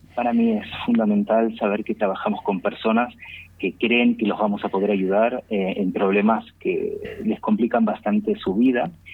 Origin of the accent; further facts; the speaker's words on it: Buenos Aires, Argentina; now in Spain; Porteños somos los que nacimos dentro de la ciudad de Buenos Aires